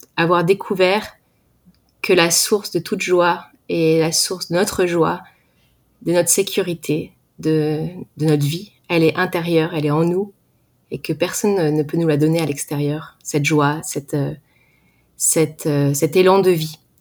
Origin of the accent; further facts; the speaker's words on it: Val-d'Oise, Paris suburbs, Île-de-France, France; je viens du Val d'Oise en France. J'ai grandi en banlieue parisienne